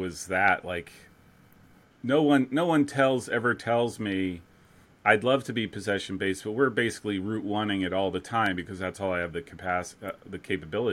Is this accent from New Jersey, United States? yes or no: yes; New Jersey, United States; moved away; New Jersey